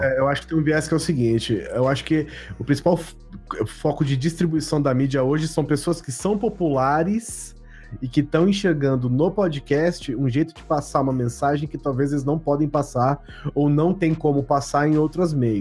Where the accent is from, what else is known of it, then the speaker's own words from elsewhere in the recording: Bauru, São Paulo, Brazil; sou de Bauru